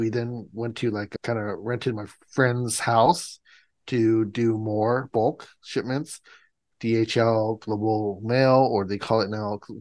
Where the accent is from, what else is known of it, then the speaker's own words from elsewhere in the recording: Los Angeles, California, United States; also born or lived in Massachusetts; I'm the LA guy